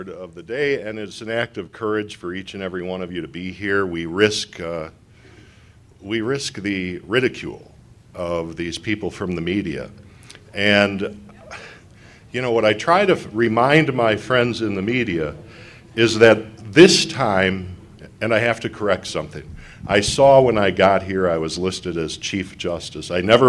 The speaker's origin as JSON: {"language": "English", "region": "Wisconsin", "country": "United States", "said": "So even though I come from America's Dairyland, Wisconsin, we have a lot in common, Colorado and Wisconsin."}